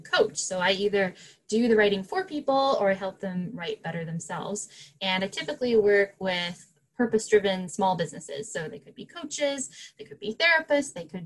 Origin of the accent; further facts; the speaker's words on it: Canada; I'm Canadian